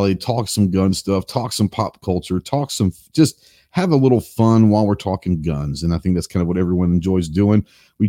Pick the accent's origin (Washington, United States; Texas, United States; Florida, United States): Texas, United States; now in Arkansas, United States; I'm a Texan